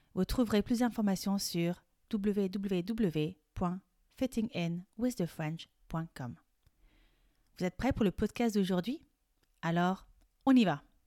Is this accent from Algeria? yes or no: no; France; Je suis française et coach de français